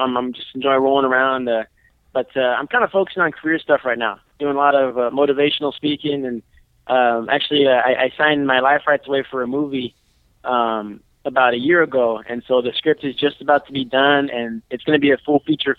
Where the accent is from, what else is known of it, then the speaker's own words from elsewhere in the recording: Arizona, United States; I'm from Arizona, so I live I think about 20 minutes from Arizona State